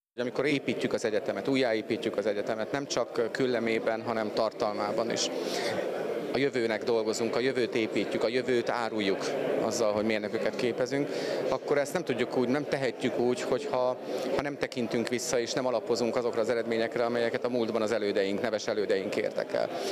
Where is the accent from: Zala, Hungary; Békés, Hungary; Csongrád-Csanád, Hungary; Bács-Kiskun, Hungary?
Békés, Hungary; én Békés megyei vagyok